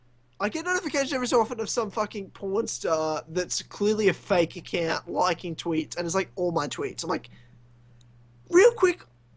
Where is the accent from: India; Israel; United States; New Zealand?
New Zealand; I'm from New Zealand. Yeah, but New Zealand, Australia, we're the same shit.